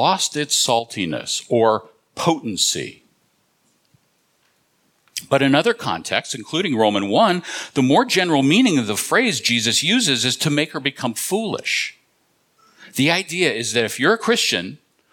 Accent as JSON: {"language": "English", "region": "Southern California", "country": "United States", "moved": "yes", "lives_now": "New England, United States", "said": "I'm originally from Southern California"}